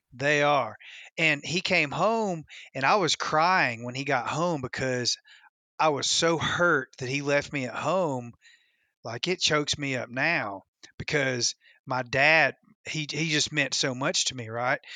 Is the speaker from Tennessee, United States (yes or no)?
yes; West Tennessee, United States; I grew up in West Tennessee on Kentucky Lake